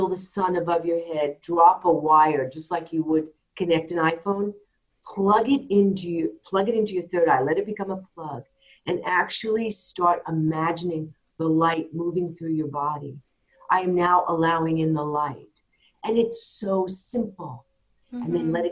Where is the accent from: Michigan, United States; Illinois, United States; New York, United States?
New York, United States; I'm a New Yorker